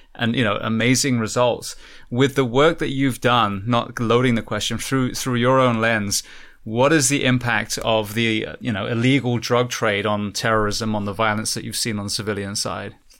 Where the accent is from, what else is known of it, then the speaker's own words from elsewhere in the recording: England, United Kingdom; now in United States; I'm, I'm originally from England